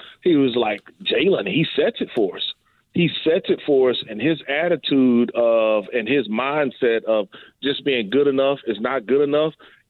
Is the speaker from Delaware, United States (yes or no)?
no; Mississippi, United States; And so, like, we got from my hometown to this day, we got guys that go offshore. I mean, Scott County, Smith County, all of the area, Leak, those are offshore guys.